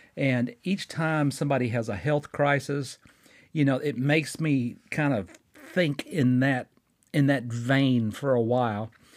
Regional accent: Fort Payne, Alabama, United States; my hometown of Fort Payne, Alabama

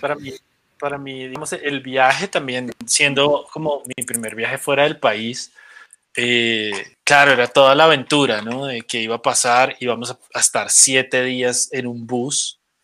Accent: Colombia; desde que salimos de Colombia

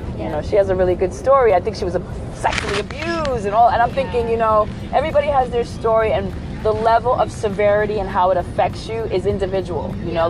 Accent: New York City, New York, United States; I grew up in Brooklyn, New York.

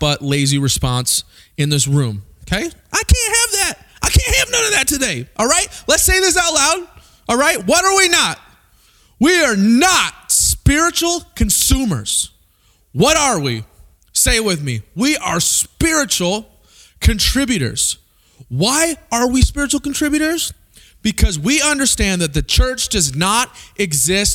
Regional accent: Springfield, Missouri, United States; I grew up in Springfield, Missouri

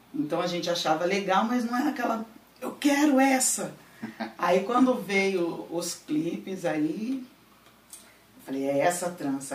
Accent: Paulínia, São Paulo, Brazil; also born or lived in Campinas; Sou daqui de Paulina, só não nasci porque Paulina não tinha hospital em 1980.

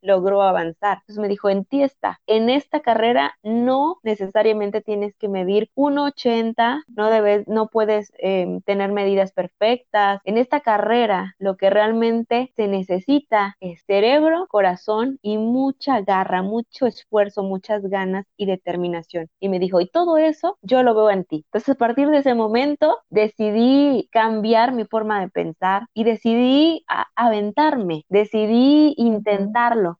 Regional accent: Acapulco, Guerrero, Mexico; soy originaria del puerto de Acapulco, en el estado de Guerrero, aquí en, México

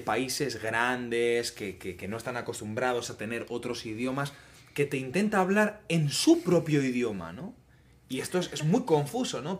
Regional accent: Spain; now in Netherlands; como español

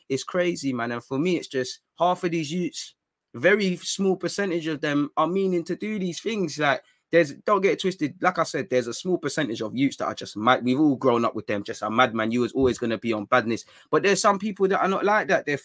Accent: London, United Kingdom; Like, obviously, growing up in North London, again, everybody knows about Shanktown

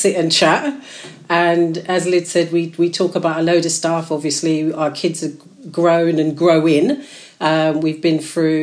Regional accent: Slough, South East England, United Kingdom; I'm born and bred in Slough, but I've moved around a little bit

